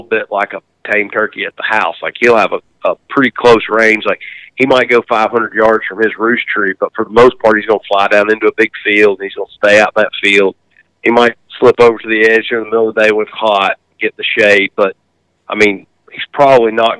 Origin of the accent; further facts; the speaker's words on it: the South, United States; growing up in the South